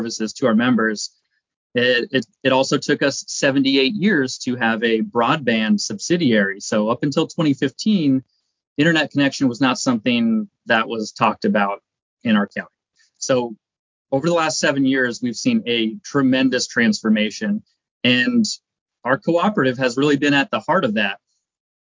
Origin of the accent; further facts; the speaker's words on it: Seattle, Washington, United States; I grew up in Seattle, been in the Pacific Northwest my whole life.